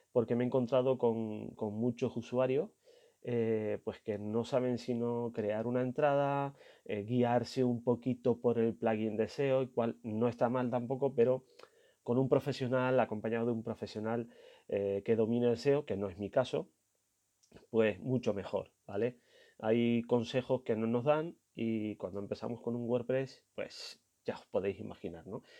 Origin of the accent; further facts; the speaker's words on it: Canary Islands, Spain; el 000 en mi idioma, que soy canario